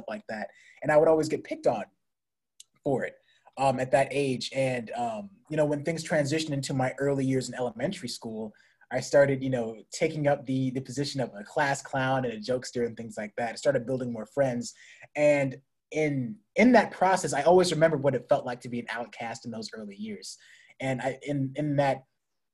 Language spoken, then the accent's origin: English; San Diego, California, United States; moved away; I was born in San Diego, California to a great mother and father